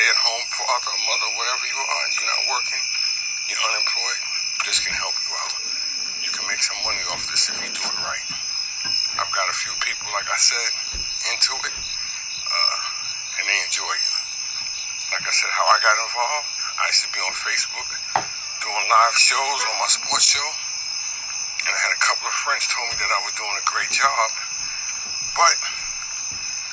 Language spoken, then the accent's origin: English; New York City, New York, United States; I'm from New York. I'm from Brooklyn